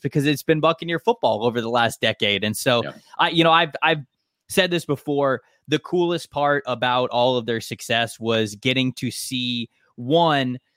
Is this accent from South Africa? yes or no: no; Tampa, Florida, United States; I've made so many friends growing up around Tampa